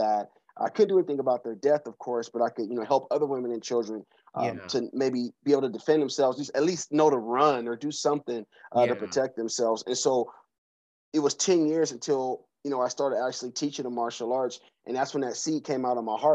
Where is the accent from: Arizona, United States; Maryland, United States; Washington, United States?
Washington, United States; Seattle; now in Atlanta, United States; I'm from Seattle, Washington. I grew up in the CD right off of Yesler Street, which grew up in inner city Seattle, Washington, about in the 80s.